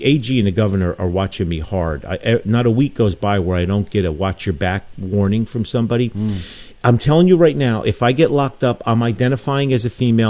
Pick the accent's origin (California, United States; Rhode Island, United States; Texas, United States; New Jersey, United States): New Jersey, United States; Newark; In my 62 years, I never fathomed anything like this. You know, when I was a kid growing up in Newark